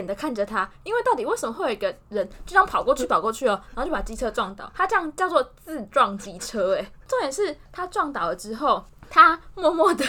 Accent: central-southern Taiwan, Taiwan; 你就知道我们中南部人比较不喜欢走斑马线，就喜欢横越马路。

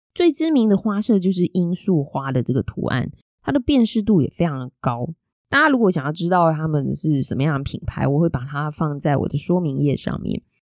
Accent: Taiwan; 身为台湾人

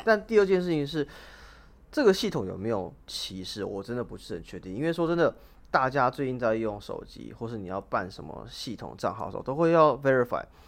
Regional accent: Taiwan; 就是我们台湾人讲的模型

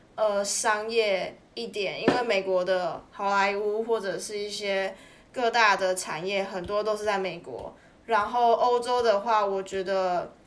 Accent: Taiwan; moved away; 你身为一个台湾人

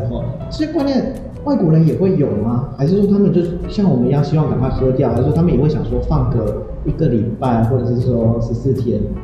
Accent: Taiwan; 感觉像我们台湾人喝茶这样的概念

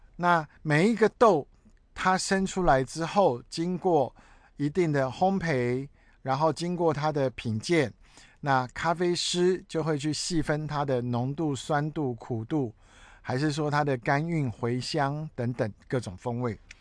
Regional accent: Taiwan; 我是台湾人、中华民族的人、黄种皮肤

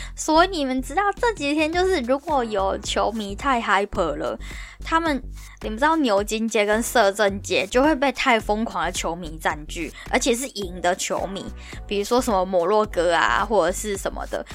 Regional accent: Taiwan; moved away as an adult; now in London, United Kingdom; 我一个台湾人

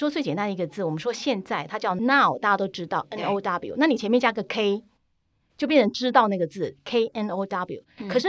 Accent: Taiwan; 我们台湾人有时候我们讲说啊

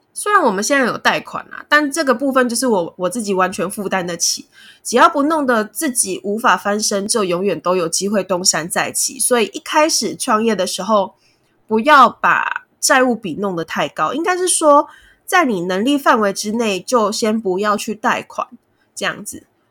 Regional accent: Kaohsiung, Taiwan; now in Taipei, Taiwan; 我们的仓库设置在高雄，就是我的家乡

